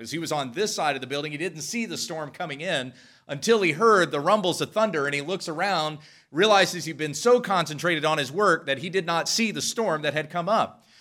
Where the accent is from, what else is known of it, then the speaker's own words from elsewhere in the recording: Western Kansas, United States; I grew up in Western Kansas